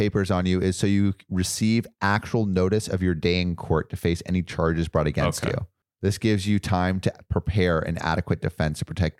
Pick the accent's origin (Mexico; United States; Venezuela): United States; California; I can't relate. I'm from California.